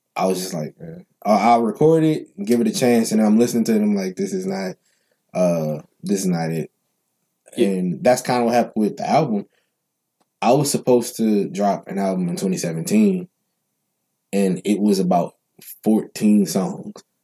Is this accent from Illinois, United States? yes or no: no; New Orleans, Louisiana, United States; Mendez Street is the street I the last street I grew up on in New Orleans